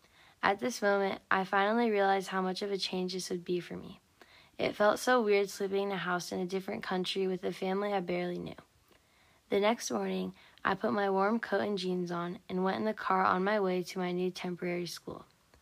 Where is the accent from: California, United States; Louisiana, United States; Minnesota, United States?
California, United States; San Diego; born there; I was born in San Diego, California, so I've had a pretty good life.